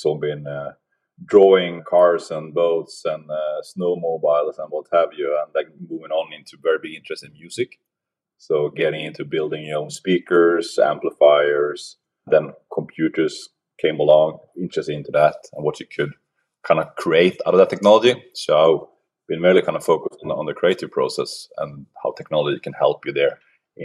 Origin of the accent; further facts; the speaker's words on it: Sweden; now in Oslo, Norway; I'm originally from Sweden. So I'm grown up north of Stockholm on the east coast of Sweden